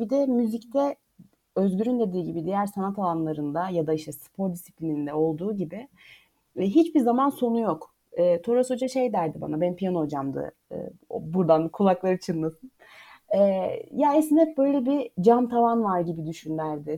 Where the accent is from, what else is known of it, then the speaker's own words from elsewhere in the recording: Eskişehir, Turkey; moved away as an adult; now in Ankara, Turkey; ben de 93 Eskişehir doğumluyum. Ben de Eskişehir'den aslında e, konservatuar öğrenimim boyunca hiç ayrılmadım.